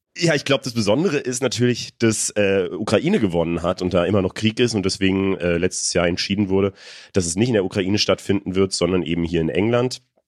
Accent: Germany; als Deutsche

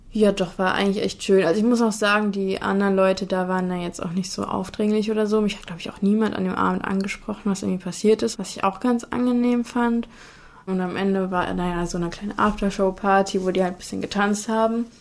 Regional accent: Cologne, North Rhine-Westphalia, Germany; im Vorort von Köln aufgewachsen

